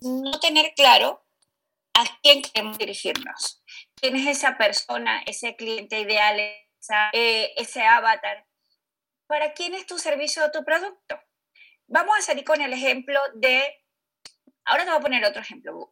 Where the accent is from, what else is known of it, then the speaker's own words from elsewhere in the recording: Venezuela; moved away; soy originaria de Venezuela